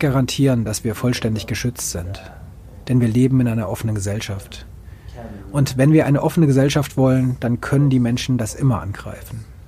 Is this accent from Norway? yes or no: yes; Finnmark, Norway; in Finnmark, wo ich herkomme, eine sehr niedrige Kriminalitätsrate.